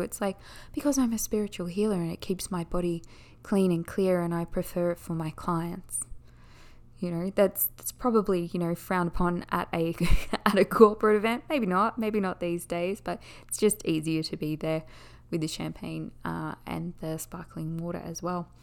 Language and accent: English; Australia; accent: Australian; I am Australian